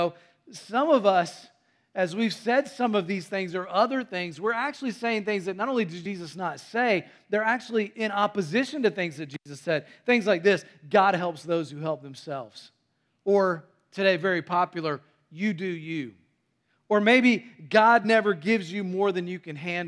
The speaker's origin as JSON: {"language": "English", "region": "North Carolina", "country": "United States", "tie": "born or raised there", "also_born_or_lived": "Tennessee", "said": "I was born in Tennessee and raised in North Carolina"}